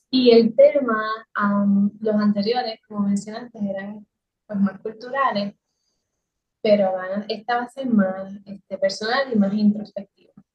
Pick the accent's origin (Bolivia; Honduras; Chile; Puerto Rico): Puerto Rico; Adjuntas; la, silueta del pueblo de Adjunta, que es de donde yo soy